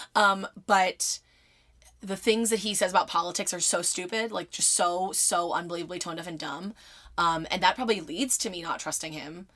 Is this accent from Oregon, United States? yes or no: no; Philadelphia, Pennsylvania, United States; I'm from Philadelphia